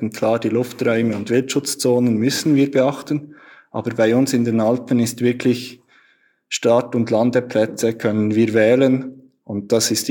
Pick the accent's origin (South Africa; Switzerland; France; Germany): Switzerland; Also bei uns in der Schweiz heißt das Unihockey. Das ist relativ bekannt hier.